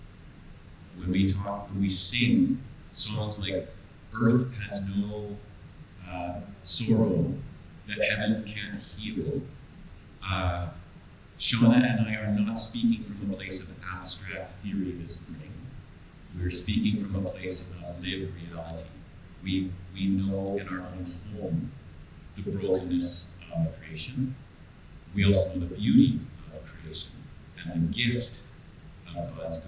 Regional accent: White Rock, British Columbia, Canada; I'm from White Rock, opposite coast

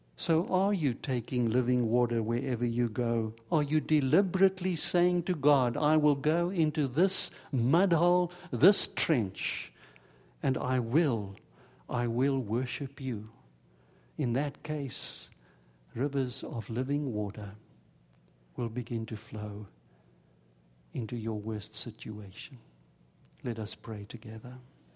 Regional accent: South Africa; moved away; as a boy growing up in South Africa, I had a whole bunch of Jewish friends

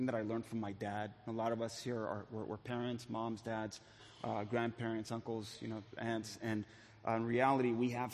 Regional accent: Los Angeles, California, United States; moved away as an adult; now in Santa Ana, United States; I grew up in East LA.

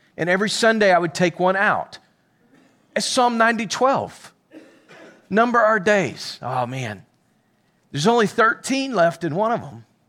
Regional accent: Pickles Gap, Arkansas, United States; also born or lived in Little Rock, Arkansas; I'm from Pickles Gap, Arkansas

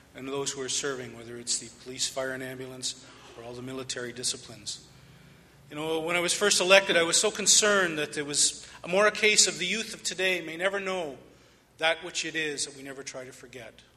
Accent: Canada; there was such a pride that I felt in being Canadian

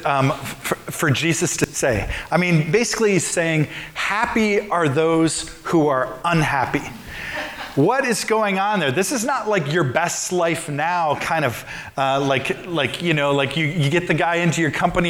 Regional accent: Midwest, United States; I grew up in the Midwest

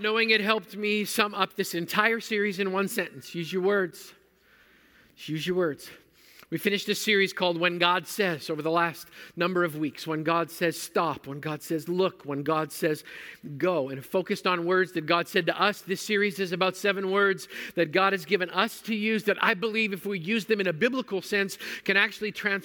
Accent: Manitoba, Canada; I grew up in Manitoba where mosquitoes are big enough to carry off small children

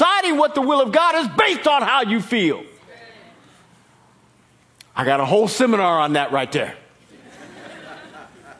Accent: Kansas, United States; moved away; when we were growing up in Kansas

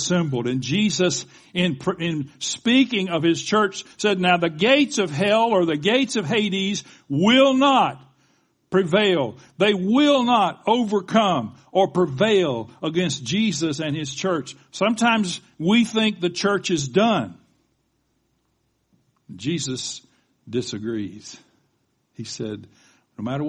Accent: the South, United States; accent: Southern; I sounded Southern then. I guess that's because I'm from the South

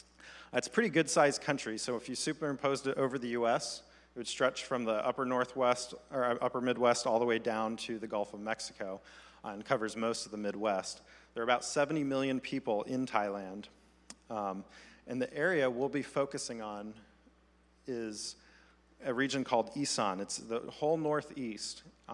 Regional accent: Côte d’Ivoire; I grew up in mostly in the Ivory Coast, West Africa.

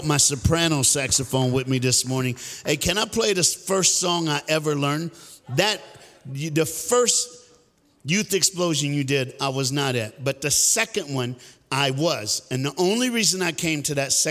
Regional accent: Fort Myers, Florida, United States; I'm from Fort Myers, Florida. And I'm black

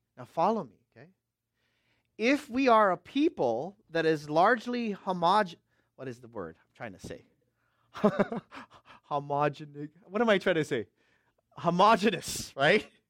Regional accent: Bay Area, West Coast, United States; I'm from the West Coast

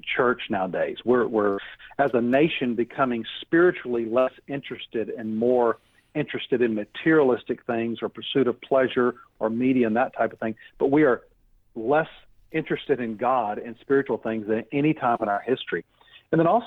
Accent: United States; I love my country. I love America

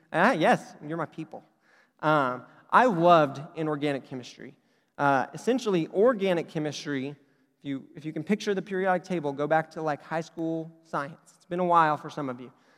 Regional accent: Oklahoma, United States; I'm from Oklahoma.

